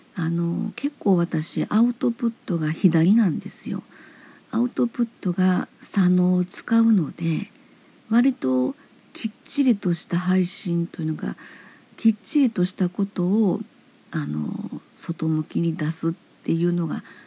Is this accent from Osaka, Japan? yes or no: yes; Osaka, Japan; now in Hyogo, Japan; 私は大阪生まれ大阪育ち現在兵庫県に住んでいます